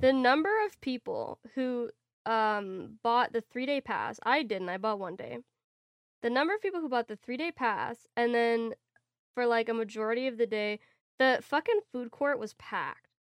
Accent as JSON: {"language": "English", "country": "Canada", "said": "as a Canadian"}